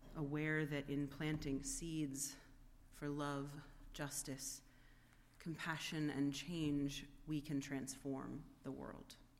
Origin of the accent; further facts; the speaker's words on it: United States; an American with a vote who has grown up with this constant refrain about the separation of church and state